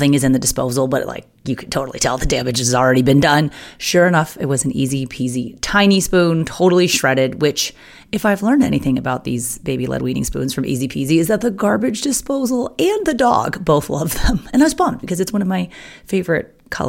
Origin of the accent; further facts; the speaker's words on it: United States; I'm American